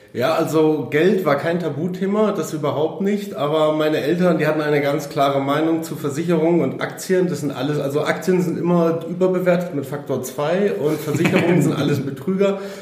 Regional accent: Munich, Bavaria, Germany; ich bin 33 Jahre alt, ich komme aus München

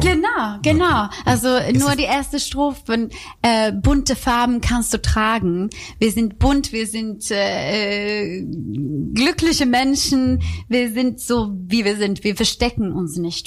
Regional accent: Rödeby, Blekinge, Sweden; German is a second language; now in Cologne, Germany; ich komme aus Schweden

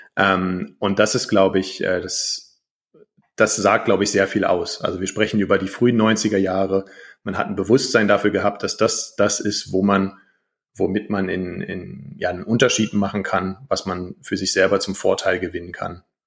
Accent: Germany; now in Estonia; ich als deutscher Staatsbürger habe eine estnische persönliche Kennziffer

